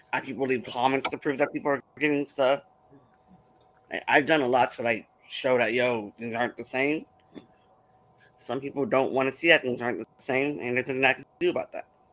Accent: San Diego, California, United States; I'm a writer from San Diego, California

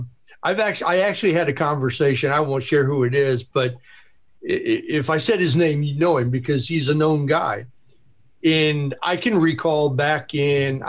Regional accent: Chicago, Illinois, United States; I'm from Chicago.

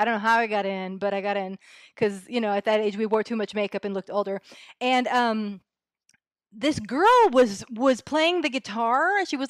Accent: California, United States; Well, because I was brought up in the Bay Area. I was sort of the tail end of the punk rock era, really, so that I was very much in San Francisco at the time

